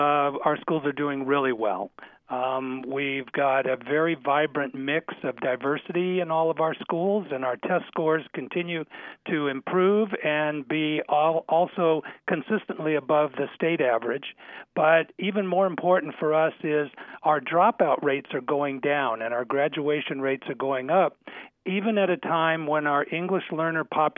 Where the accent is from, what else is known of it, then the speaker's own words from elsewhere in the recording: Los Angeles, California, United States; I'm a native Southern Californian. Actually went to school K-12 in the Los Angeles Unified School District.